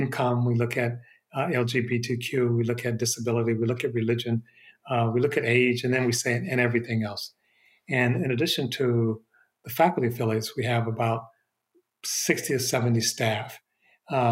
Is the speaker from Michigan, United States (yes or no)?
yes; Detroit, Michigan, United States; now in Berkeley, United States; I'm from Detroit. My family is still in the Detroit area, and I'll be there over Thanksgiving. Michigan still feels like home, even though I haven't lived there for many years now